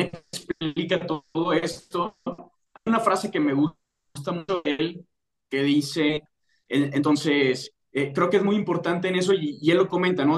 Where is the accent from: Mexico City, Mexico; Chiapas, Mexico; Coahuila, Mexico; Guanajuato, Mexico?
Guanajuato, Mexico; León; yo soy de León, Guanajuato